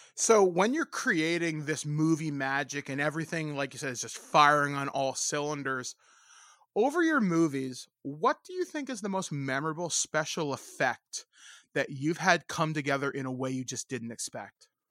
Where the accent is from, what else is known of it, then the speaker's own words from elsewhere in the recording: Hicksville, Ontario, Canada; I grew up in Hi-, Hicksville, Ontario